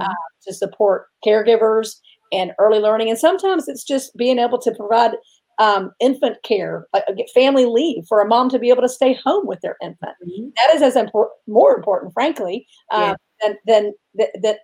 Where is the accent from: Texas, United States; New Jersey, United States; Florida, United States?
Florida, United States; Tallahassee; also born or lived in Washington; I grew up in Tallahassee